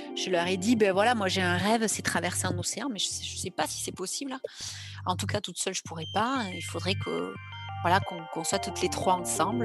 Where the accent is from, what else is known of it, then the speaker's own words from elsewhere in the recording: Grenade-sur-l'Adour, Nouvelle-Aquitaine, France; also born or lived in Mont-de-Marsan; j'ai grandi à côté de Mont-de-Marsan, euh, dans un petit village à Grenade-sur-la-Dour